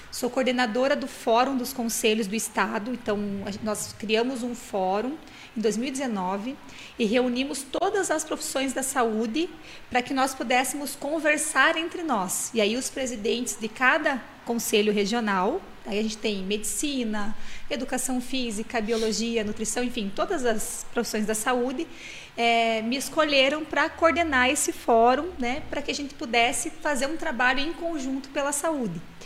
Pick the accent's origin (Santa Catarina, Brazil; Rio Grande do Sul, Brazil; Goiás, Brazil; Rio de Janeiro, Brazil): Rio Grande do Sul, Brazil; moved away; Eu nasci no Rio Grande do Sul, numa cidade no interior que tem 5 mil habitantes.